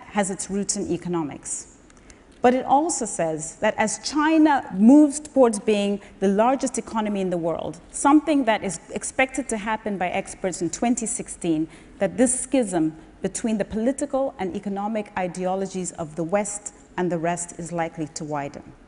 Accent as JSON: {"language": "English", "country": "Zambia", "tie": "born or raised there", "said": "I was born and raised in Zambia in 1969"}